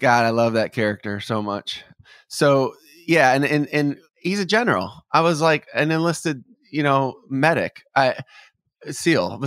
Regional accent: Detroit, Michigan, United States; now in Nashville, United States; growing up in Detroit

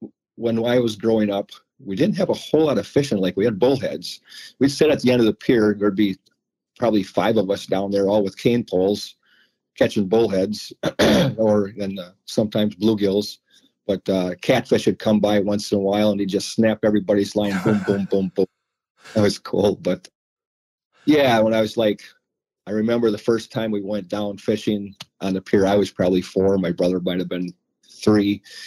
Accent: McFarland, Wisconsin, United States; I grew up in McFarland. Mom and Dad had their house there.

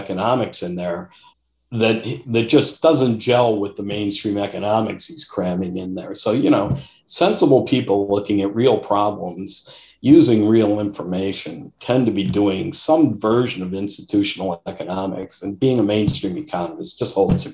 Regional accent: Detroit, Michigan, United States; I grew up in Detroit, in the Detroit metropolitan area, literally Macomb County

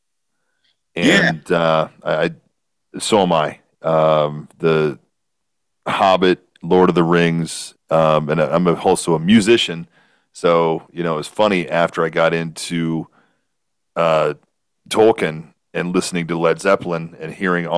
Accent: Mount Carroll, Illinois, United States; growing up in Mount Carroll, Illinois.

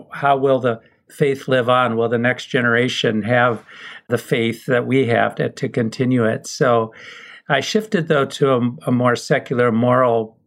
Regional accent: Minnesota, United States; growing up in Minnesota

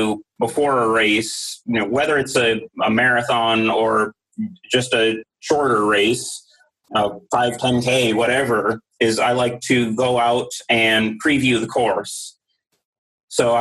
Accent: Mount Airy, Maryland, United States; I grew up in Mount Airy, Maryland

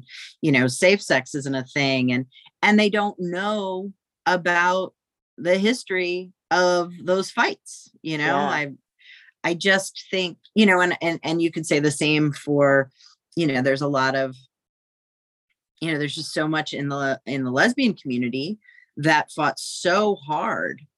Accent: South Texas, United States; I grew up queer in South Texas.

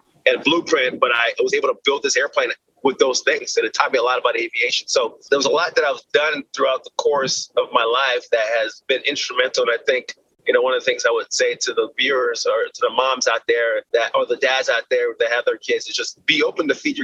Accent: Austin, Texas, United States; I was born in Austin, Texas

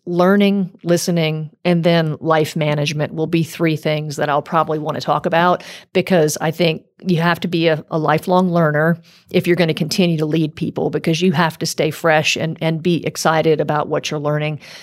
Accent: South Louisiana, United States; moved away; I grew up in South Louisiana

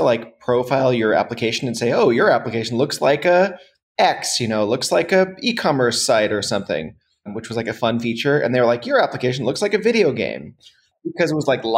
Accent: United States; now in Berlin, Germany; I'm based in Berlin, but I'm an American.

